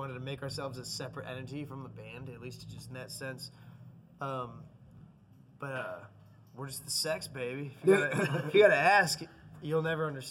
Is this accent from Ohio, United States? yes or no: yes; Cleveland, Ohio, United States; We're from Cleveland.